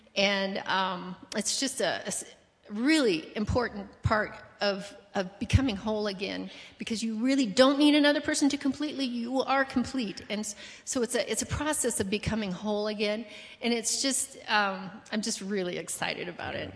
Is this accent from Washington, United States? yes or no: no; Colorado, United States; moved away as an adult; also born or lived in Brazil; grew up in Colorado